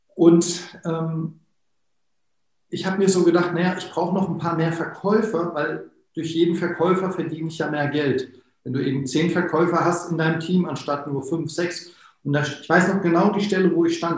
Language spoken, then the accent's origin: German; Wiesbaden, Hesse, Germany; ich komme ja aus Wiesbaden